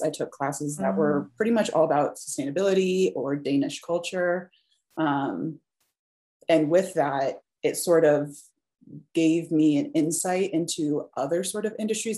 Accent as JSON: {"language": "English", "town": "Des Moines", "region": "Iowa", "country": "United States", "tie": "born or raised there", "also_born_or_lived": "Minneapolis, Minnesota", "moved": "as an adult", "lives_now": "Colorado, United States", "said": "I grew up in mostly kind of like a middle class sort of town. I'm from Des Moines, Iowa"}